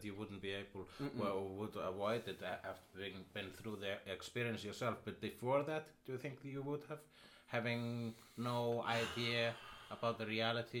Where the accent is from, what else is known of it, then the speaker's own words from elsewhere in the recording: Iceland; accent: Icelandic; I am Icelandic.